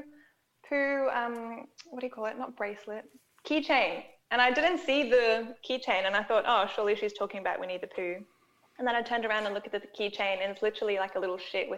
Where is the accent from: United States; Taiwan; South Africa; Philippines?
South Africa; now in Australia; I'm from South Africa originally, and went back to visit my family last year